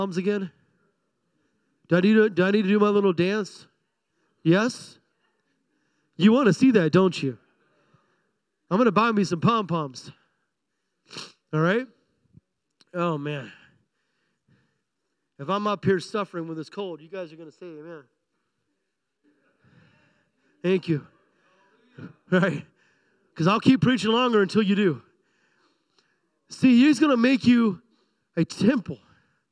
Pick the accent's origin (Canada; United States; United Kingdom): United States; I'm an American